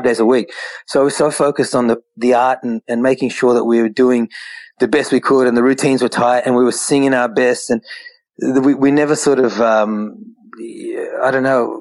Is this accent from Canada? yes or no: no; Australia; We're Indian Australians